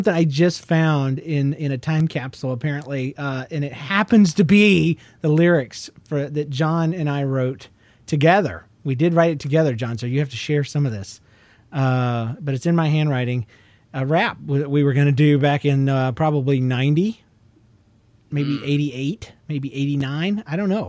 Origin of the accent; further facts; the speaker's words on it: Georgia, United States; I'm from Georgia, lady.